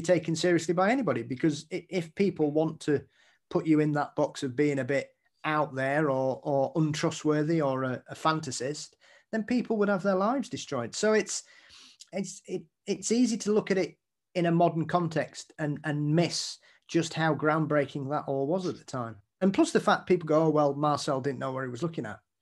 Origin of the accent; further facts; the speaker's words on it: Yorkshire and the Humber, United Kingdom; being a Yorkshireman